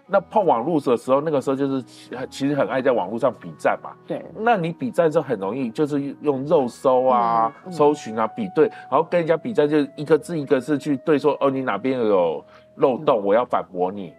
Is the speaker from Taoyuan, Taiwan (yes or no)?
no; Kaohsiung, Taiwan; 因为我以前住高雄嘛，高雄冈山、眷村旁边